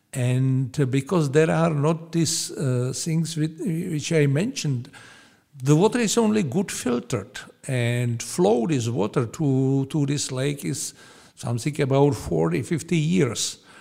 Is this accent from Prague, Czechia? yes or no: no; Pilsen, Plzeň Region, Czechia; English is a second language; I was born here in Pilsen